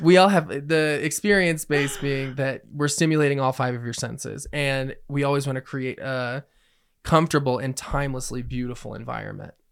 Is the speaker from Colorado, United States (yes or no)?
yes; Colorado, United States; I was born and raised in Colorado